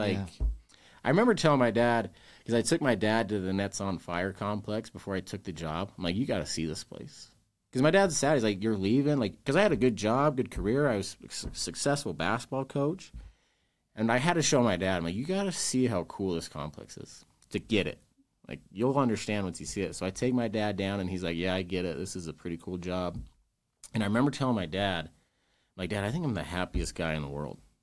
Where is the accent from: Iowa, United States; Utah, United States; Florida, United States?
Utah, United States; West Jordan; also born or lived in West Valley City, Utah; technically born in West Valley, but I grew up in West Jordan, went to West Jordan High School.